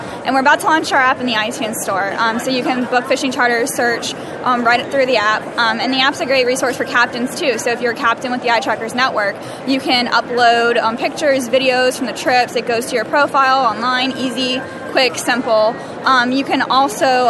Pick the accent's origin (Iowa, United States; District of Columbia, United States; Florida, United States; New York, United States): Florida, United States; Tampa; I'm from Tampa, Florida.